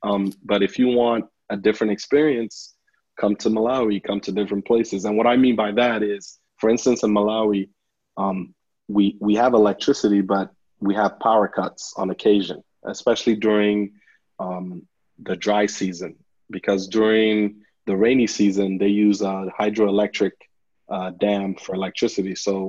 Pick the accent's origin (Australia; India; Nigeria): Nigeria; now in Lubbock, United States; I remember that from when we first moved to the U.S. I moved from Nigeria to Lubbock, Texas, and it was quite a change, you know.